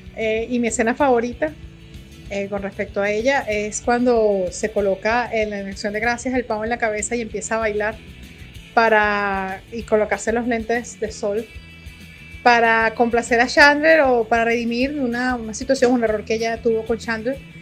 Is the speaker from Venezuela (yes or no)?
yes; Venezuela; Soy de Venezuela, vivo en Venezuela